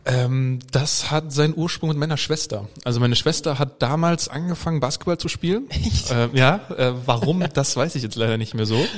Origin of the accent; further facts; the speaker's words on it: Germany; als Deutscher